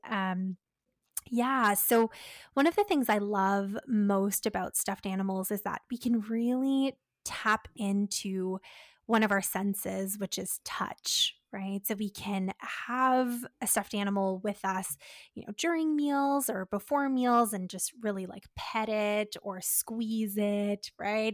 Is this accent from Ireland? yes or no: no; Canada; We're Canadian dietitians supporting those with eating disorders